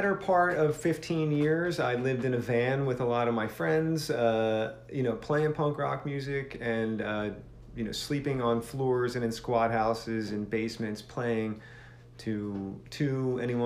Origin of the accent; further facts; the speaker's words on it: Philadelphia, Pennsylvania, United States; I grew up in and outside of Philadelphia